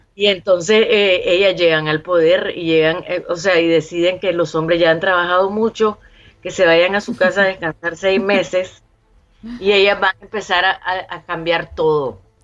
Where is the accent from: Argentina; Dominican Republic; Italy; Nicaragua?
Nicaragua